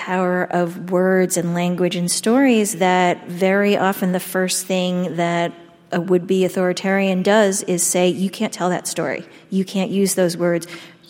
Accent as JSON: {"language": "English", "town": "Shaker Heights", "region": "Ohio", "country": "United States", "tie": "born or raised there", "said": "Susan Orlean and I actually grew up in the same hometown. You did? We're both from Shaker Heights, Ohio."}